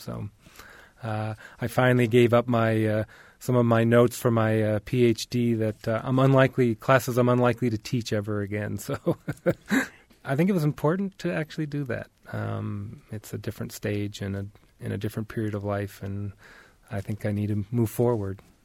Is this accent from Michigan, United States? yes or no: yes; Detroit, Michigan, United States; also born or lived in Oregon; now in Bloomington, United States; I was born in Detroit, Michigan, and so I'm actually returning back to where I was actually born